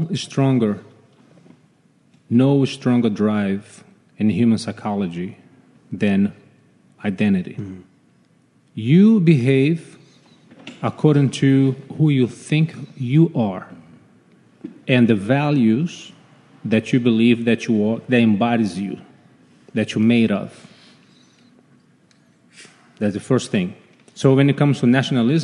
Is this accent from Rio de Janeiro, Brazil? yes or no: yes; Rio de Janeiro, Brazil; moved away; Grew up, of course, born and raised in Rio de Janeiro